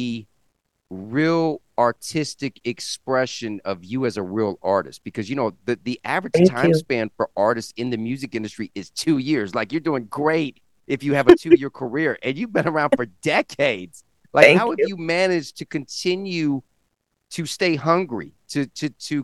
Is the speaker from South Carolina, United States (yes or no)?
yes; Columbia, South Carolina, United States; I'm from the South originally, Columbia, South Carolina, born and raised